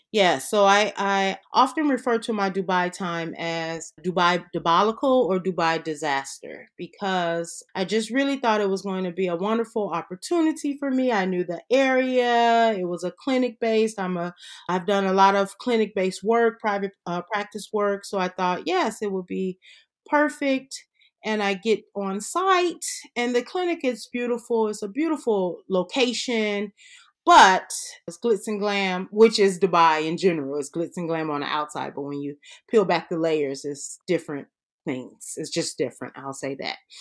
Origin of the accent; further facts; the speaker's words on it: Chicago, Illinois, United States; moved away as an adult; also born or lived in Atlanta / California; So, I'm originally from Chicago. Our family's from up there.